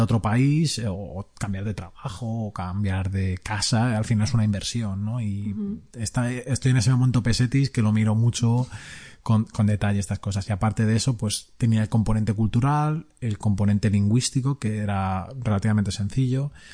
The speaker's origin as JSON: {"language": "Spanish", "country": "Spain", "moved": "as an adult", "lives_now": "Italy", "said": "somos emigrados de España, que vivimos en Italia"}